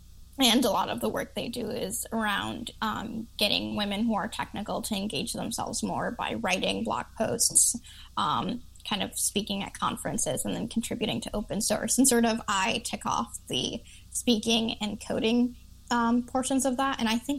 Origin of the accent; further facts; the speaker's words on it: Chicago, Illinois, United States; I didn't realize that I talk really fast because I'm from Chicago.